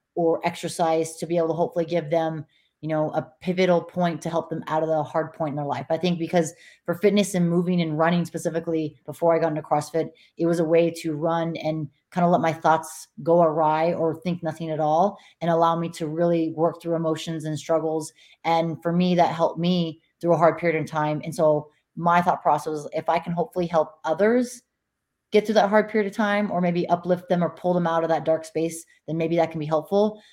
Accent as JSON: {"language": "English", "region": "Montana", "country": "United States", "tie": "born or raised there", "moved": "yes", "lives_now": "Nevada, United States", "said": "Montana, my home state"}